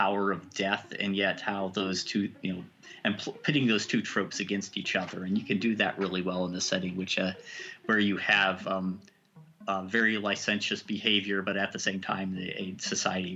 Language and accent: English; Kentucky, United States; I grew up in Kentucky